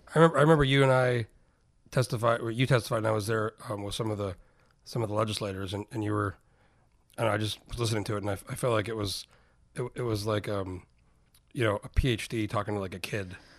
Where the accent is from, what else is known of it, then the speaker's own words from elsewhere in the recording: New Mexico, United States; moved away as an adult; I grew up in New Mexico